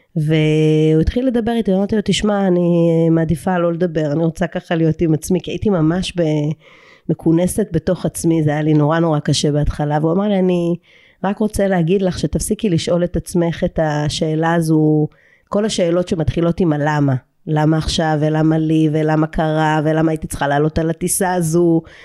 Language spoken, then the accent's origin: Hebrew; Eilat, Southern District, Israel; moved away as an adult; אני ילידת אילת